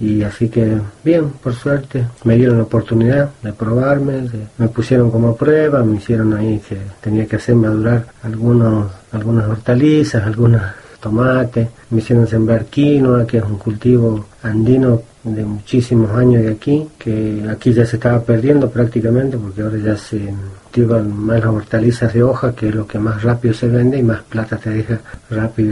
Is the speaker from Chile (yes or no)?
no; Maimará, Jujuy, Argentina; yo soy del campo y me voy a volver a mi campo, a mi pago, a mi tierra. Así que me regresé, me volví, a los 20 años me volví.